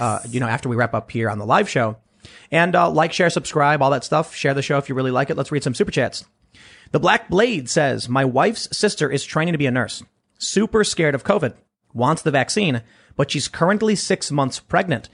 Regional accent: Chicago, Illinois, United States; moved away as an adult; also born or lived in New York / Los Angeles; growing up in Chicago, moving, living in New York

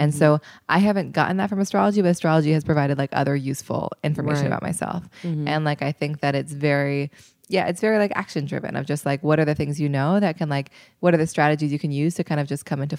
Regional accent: Seattle, Washington, United States; now in New York, United States; I'm 29 years old and I'm from Seattle, Washington.

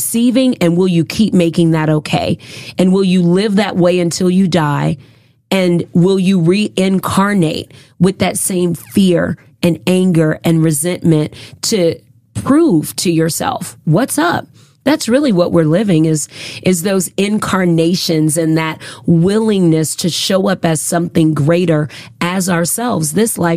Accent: United States; I was raised in America.

